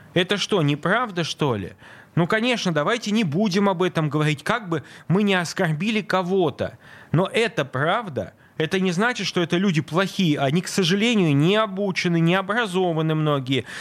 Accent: Saint Petersburg, Russia; я родился в Ленинграде

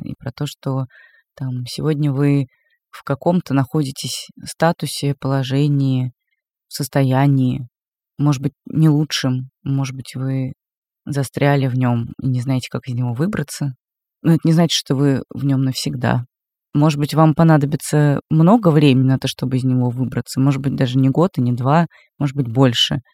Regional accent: Moscow, Russia; Как москвичка

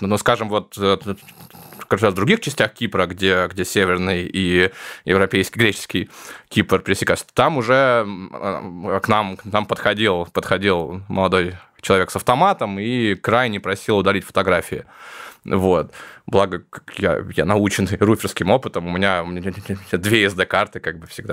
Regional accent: Novosibirsk, Novosibirsk Oblast, Russia; moved away; я из Новосибирска

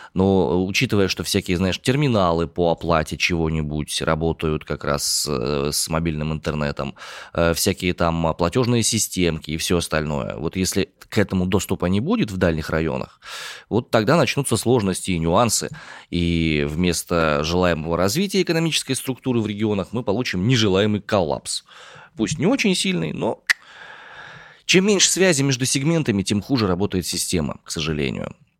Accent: Omsk, Omsk Oblast, Russia; родом я из Омска

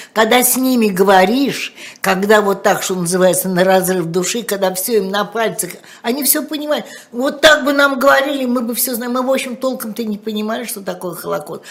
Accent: Moscow, Russia; в аптеке у Красных Ворот, где я жила

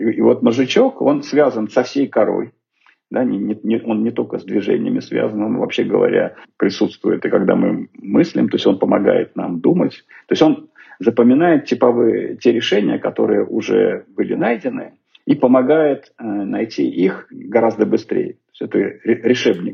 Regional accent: Snezhinsk, Chelyabinsk Oblast, Russia; now in Moscow, Russia; из Снежинска, откуда я родом

